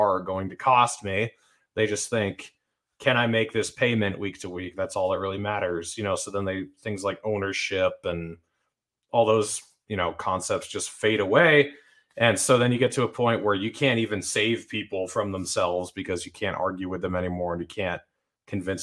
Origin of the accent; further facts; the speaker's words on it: Utah, United States; I'm from Utah, and there's no turmoil in Utah, really.